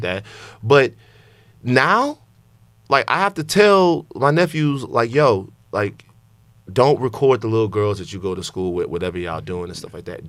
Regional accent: Louisiana, United States; I'm from Louisiana

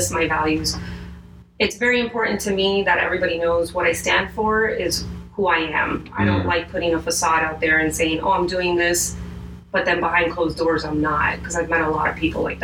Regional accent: Miami, Florida, United States; I was born and raised here. I'm actually fifth generation Floridian on my mom's side.

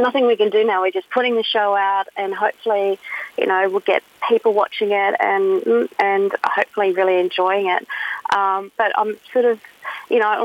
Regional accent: Mount Isa, Queensland, Australia; So I'm originally from Mount Isa, born and bred

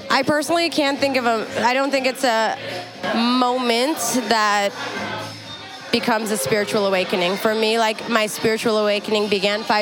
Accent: Afghanistan; You know, I'm from Afghanistan. Like it's in my blood to want to show up and.

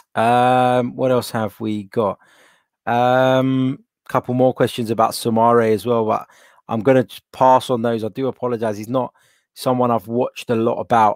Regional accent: London, United Kingdom; I was born here in London

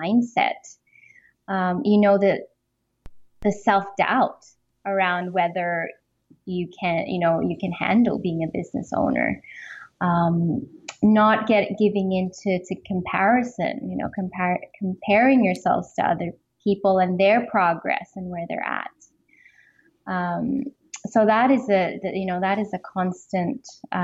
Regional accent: Philippines; moved away as an adult; also born or lived in Melbourne, Australia; I grew up in the Philippines

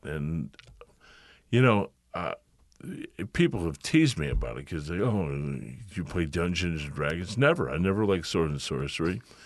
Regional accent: Lombard, Illinois, United States; also born or lived in Chicago; I did most of my growing up in Lombard and Villa Park, and I've never thought of it as home. I've only ever thought of Chicago as home

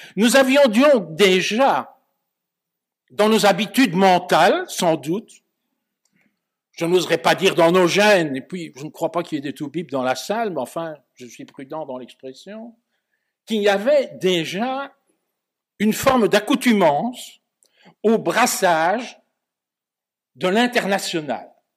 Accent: Belgium; en Belgique on est proche de la France intellectuellement, ne fût-ce que par la langue

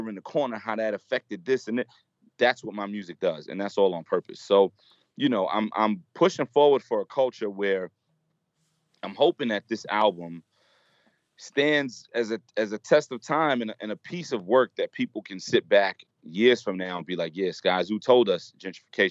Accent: New York City, New York, United States; where I grew up in Brooklyn

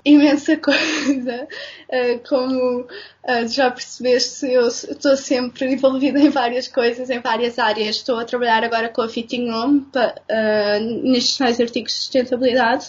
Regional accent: Castelo Branco, Centro, Portugal; also born or lived in Lisbon; eu sou de Lisboa, mas os meus, os, meus, pais mudaram-se para Castelo Branco quando eu era pequena e por okay. isso vivi lá durante grande parte de, de, da minha vida de criança e adolescente

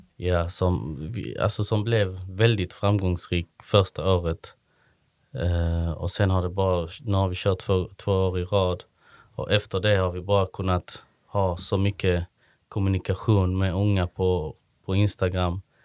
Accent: Malmö, Skåne, Sweden; now in Kristianstad, Sweden; Jag är från Malmö i grunden.

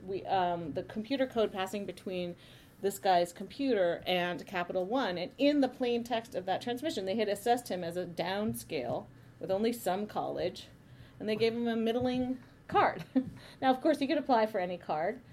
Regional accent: Palo Alto, California, United States; I grew up in Palo Alto

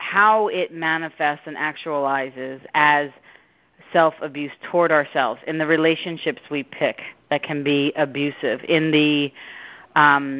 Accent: Long Island, New York, United States; moved away as an adult; also born or lived in Fairfield, Connecticut; now in California, United States; at home on Long Island where I grew up

